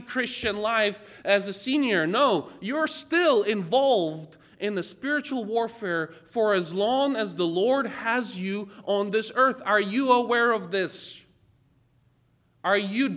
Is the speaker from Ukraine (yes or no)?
yes; Ukraine; moved away; I was born and raised in Ukraine